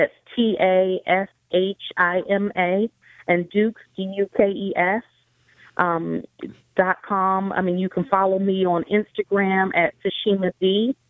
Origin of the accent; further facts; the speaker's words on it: Pensacola, Florida, United States; moved away; also born or lived in Philadelphia / California; I grew up in Pensacola.